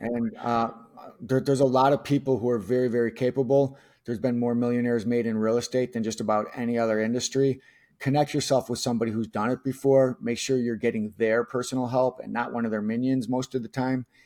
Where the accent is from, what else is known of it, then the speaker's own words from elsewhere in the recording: Chicago, Illinois, United States; somebody who was born and raised in Chicago